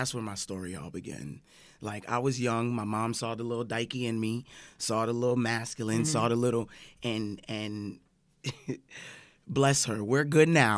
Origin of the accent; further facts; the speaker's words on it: Central Florida, United States; I grew up in Central Florida